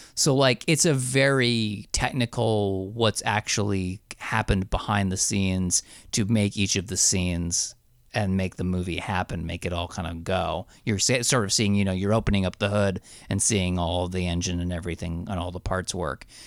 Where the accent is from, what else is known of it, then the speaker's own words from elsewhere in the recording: New Jersey, United States; also born or lived in Astoria, Queens, New York; now in New York, United States; I'm from Jersey originally. I live in, I live in Astoria, Queens now.